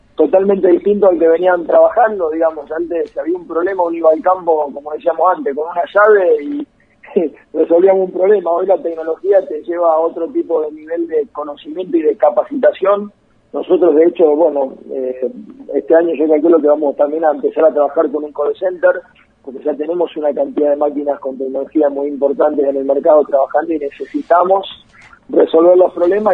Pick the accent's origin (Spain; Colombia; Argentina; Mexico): Argentina; also born or lived in Las Parejas, Santa Fe